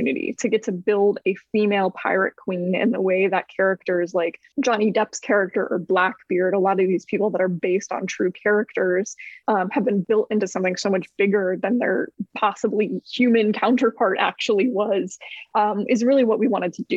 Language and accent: English; Tampa, Florida, United States; growing up in Tampa, where it's just like you are inundated with pirate lore and mythology constantly